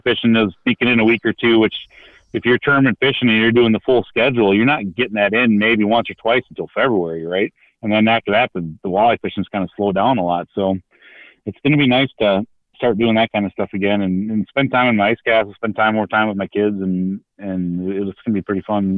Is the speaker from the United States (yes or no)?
yes; Minneapolis, Minnesota, United States; I'm from North Minneapolis.